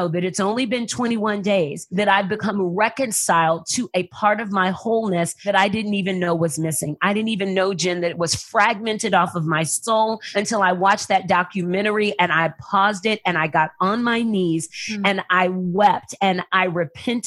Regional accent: San Antonio, Texas, United States; I grew up in San Antonio, Texas. I was moved by my family when I was 6 weeks old

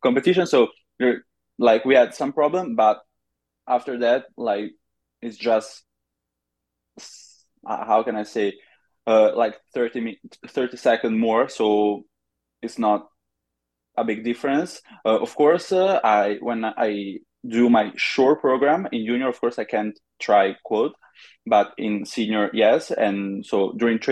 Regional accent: Monza, Lombardy, Italy; I'm from Monza near Milan

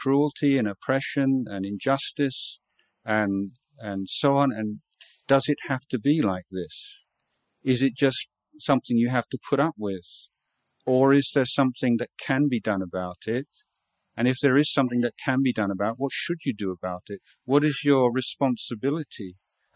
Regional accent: England, United Kingdom; moved away as an adult; now in Thailand; I was brought up in England

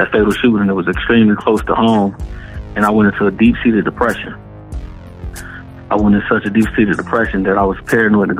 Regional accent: Detroit, Michigan, United States; I was born and raised in Detroit, Michigan.

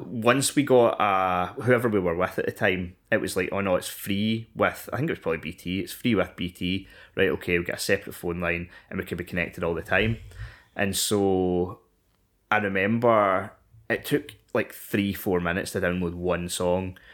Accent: Scotland, United Kingdom; I am ten years old and I am from Scotland

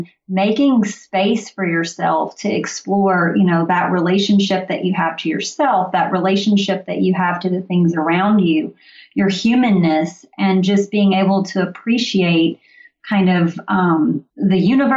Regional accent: Mississippi, United States; moved away; also born or lived in Tennessee; I grew up in Mississippi and was in Tennessee for 10 years.

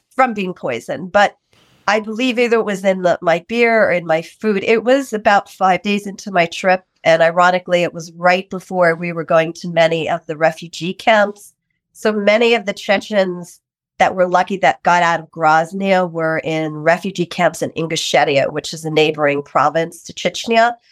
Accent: New York, United States; I am from New York, New York

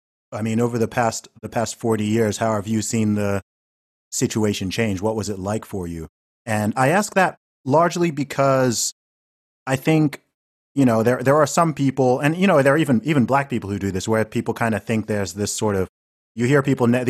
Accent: Saudi Arabia; also born or lived in United Kingdom; growing up primarily in Saudi Arabia, but also here in the UK, right?

